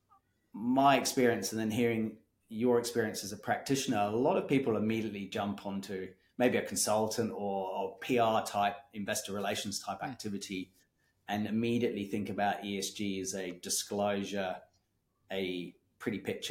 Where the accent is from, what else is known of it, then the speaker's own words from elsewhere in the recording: Kenya; now in Australia; I grew up in Kenya